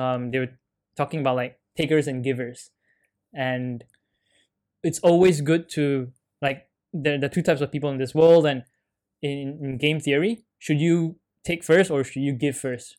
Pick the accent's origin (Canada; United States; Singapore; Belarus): Canada; me being Canadian